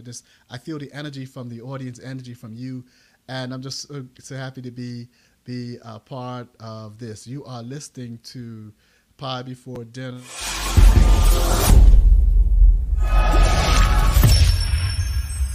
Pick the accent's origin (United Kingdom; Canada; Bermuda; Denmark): Bermuda; now in United States; Yeah, I'm originally from Bermuda. That's my country.